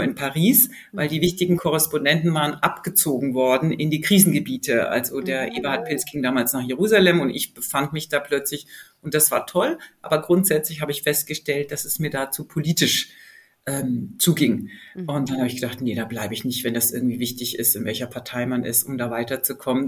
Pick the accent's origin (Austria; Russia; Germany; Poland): Germany; ich bin ja in Deutschland geboren und aufgewachsen